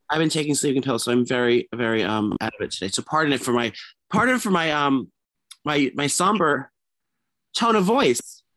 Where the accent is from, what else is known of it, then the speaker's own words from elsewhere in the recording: New York City, New York, United States; Gramercy is New York City, my hometown